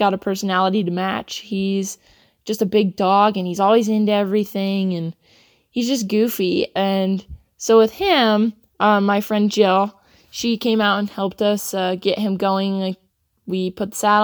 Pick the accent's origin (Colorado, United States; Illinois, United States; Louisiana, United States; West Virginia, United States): Colorado, United States; Sedalia; I'm from Sedalia, Colorado, and I'm 18 years old.